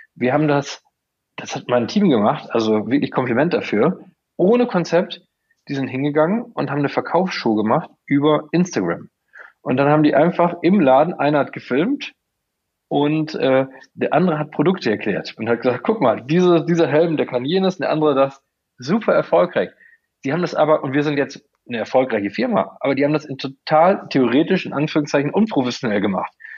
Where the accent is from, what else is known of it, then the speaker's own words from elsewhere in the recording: Coesfeld, North Rhine-Westphalia, Germany; ich komme aus Coesfeld